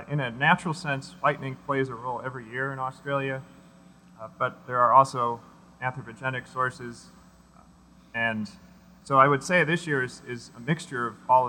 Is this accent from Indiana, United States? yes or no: yes; Northwest Indiana, United States; moved away; I grew up in Northwest Indiana, very near Chicago